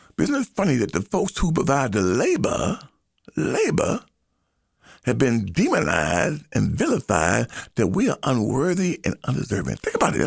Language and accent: English; United States; So I am an American. I'm an American. I am of African ancestry